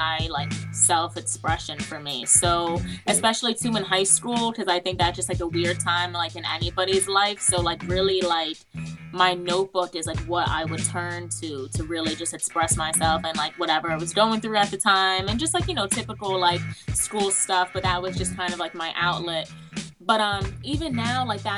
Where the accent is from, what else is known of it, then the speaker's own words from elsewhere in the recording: New York City, New York, United States; also born or lived in New Jersey; now in Upstate New York, United States; From New York. So I was born in Manhattan.